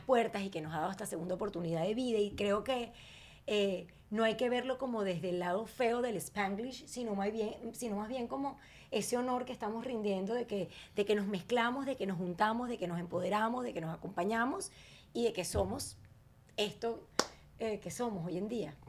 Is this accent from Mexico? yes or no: no; Venezuela; Yo como venezolana